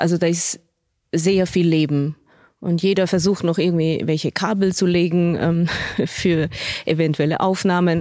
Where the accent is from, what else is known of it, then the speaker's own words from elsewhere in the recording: Switzerland; moved away as an adult; also born or lived in Basel / Berlin; now in Munich, Germany; aus dieser beschaulichen Schweiz. Also das ist ja natürlich meine Heimat